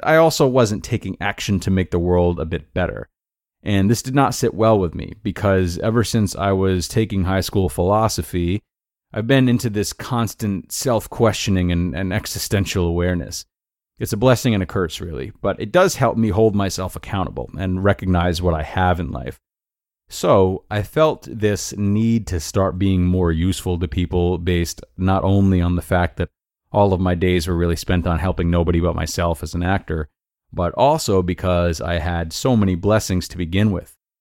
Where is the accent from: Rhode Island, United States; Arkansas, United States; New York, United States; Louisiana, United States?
Rhode Island, United States; moved away as an adult; also born or lived in Towson, Maryland; about six hours from where I was born and raised in Rhode Island